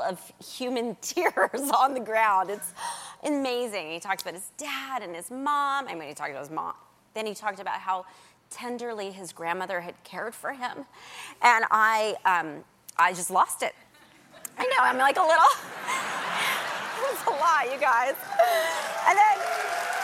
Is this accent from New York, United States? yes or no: no; Nashville, Tennessee, United States; moved away; I grew up in Nashville